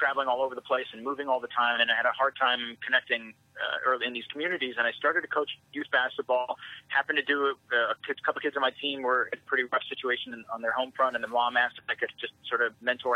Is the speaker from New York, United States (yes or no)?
no; Seattle, Washington, United States; moved away as an adult; also born or lived in Houston; it's my hometown.